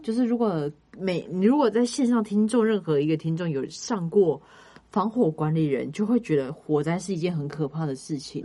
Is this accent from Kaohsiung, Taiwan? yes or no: yes; Kaohsiung, Taiwan; now in Taipei, Taiwan; 因为我是高雄人